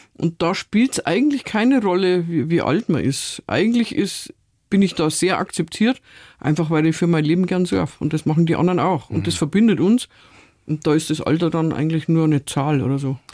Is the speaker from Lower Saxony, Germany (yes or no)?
no; Munich, Bavaria, Germany; Ich bin ja in Stadtmitte aufgewachsen.